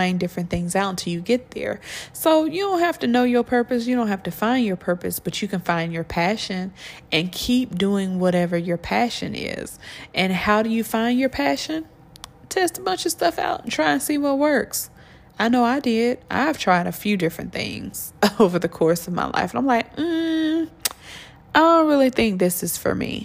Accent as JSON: {"language": "English", "region": "Georgia", "country": "United States", "said": "I come from Georgia"}